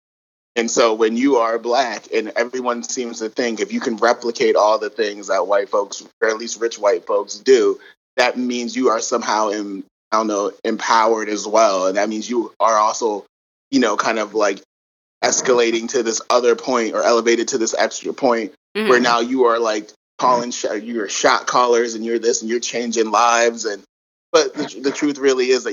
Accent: Connecticut, United States; I'm from Connecticut

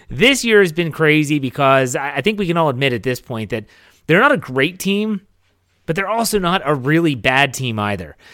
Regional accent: Wheeling, West Virginia, United States; moved away; I traveled back to my hometown of Wheeling, West Virginia

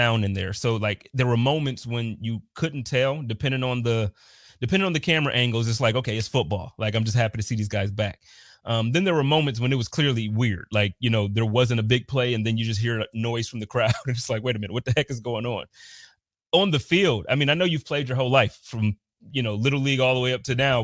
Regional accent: Buffalo, New York, United States; moved away as an adult; also born or lived in Indianapolis; growing up in Buffalo

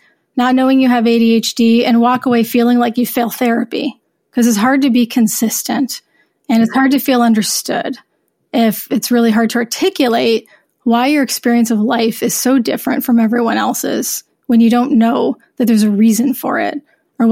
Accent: United States; moved away; I'm horrible at French because I grew up in the States

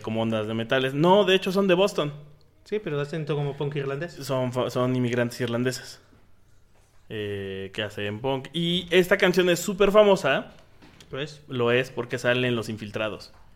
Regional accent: Mexico; los mexicanos somos los, irlandeses de América

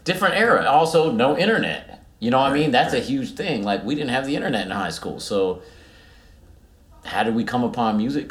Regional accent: Cincinnati, Ohio, United States; we grew up in Cincinnati

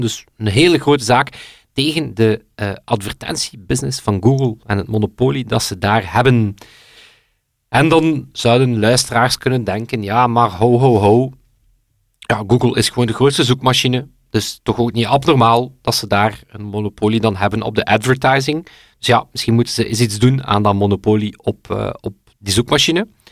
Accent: West Flanders, Belgium; klein West-Vlaams dorp, opgeroeid

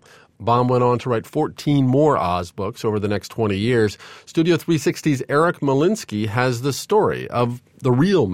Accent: Nebraska, United States; Every fall when I was growing up in Nebraska

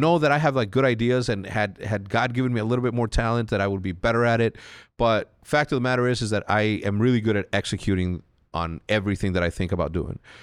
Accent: Mexico; moved away; growing up in Mexico

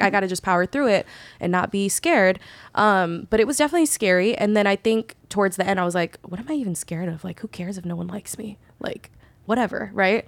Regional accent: Bay Area, California, United States; moved away as an adult; now in Los Angeles, United States; growing up in the Bay Area, I was always hella accepted by everybody

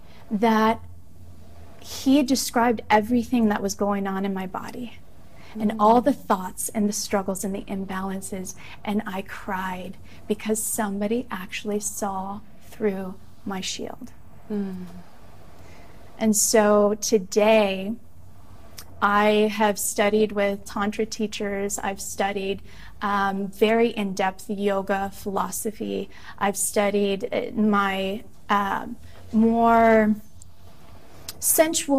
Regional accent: Midwest, United States; Growing up in the Midwest

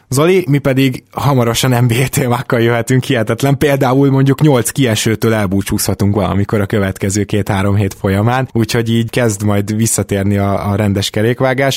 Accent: Budapest, Hungary; én is Délpesten nőttem föl

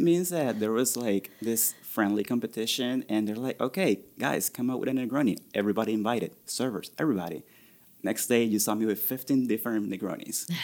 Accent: Venezuela; also born or lived in Orlando, Florida; now in Columbus, United States; I grew up in Venezuela, so rum is very big there

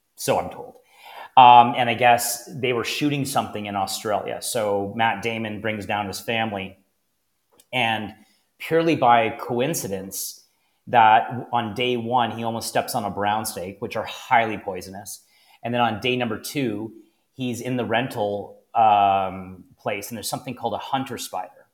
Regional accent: Niagara, Ontario, Canada; born or raised there

